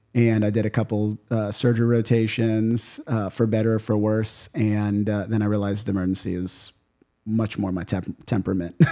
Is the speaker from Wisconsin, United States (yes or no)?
no; New Orleans, Louisiana, United States; also born or lived in Miami Beach / Miami / Grand Cayman; I grew up in New Orleans.